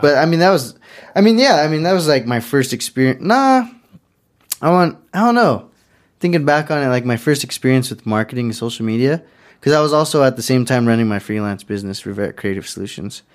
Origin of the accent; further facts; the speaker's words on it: Pueblo, Colorado, United States; technically I grew up in Belmont, but, uh, I basically always said I'm from the East Side